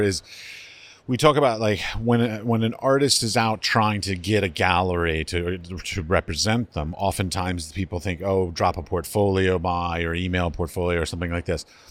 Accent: United States; as an ignorant American

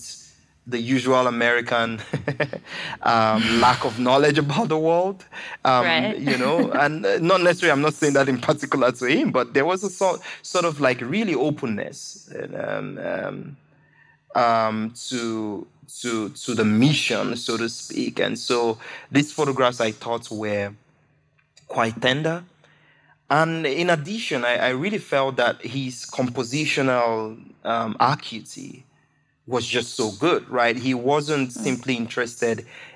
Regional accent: Nigeria; as a Nigerian writer, as a Nigerian, as a black person

